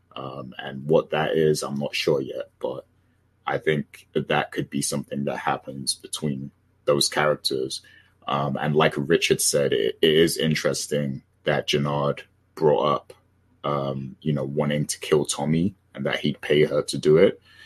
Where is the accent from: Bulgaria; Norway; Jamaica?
Jamaica; as a Jamaican